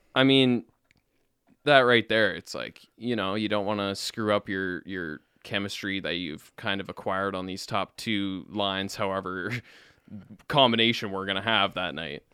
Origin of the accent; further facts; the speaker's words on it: Winnipeg, Manitoba, Canada; That's my hometown. I was born in Winnipeg.